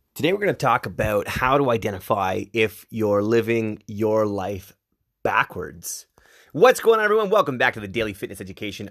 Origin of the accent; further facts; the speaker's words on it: Whitby, Ontario, Canada; also born or lived in Ajax; I was raised in Whitby, Ajax